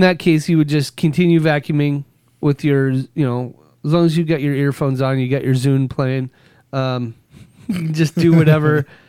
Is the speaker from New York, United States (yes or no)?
no; California, United States; born there; So I was born in Southern California.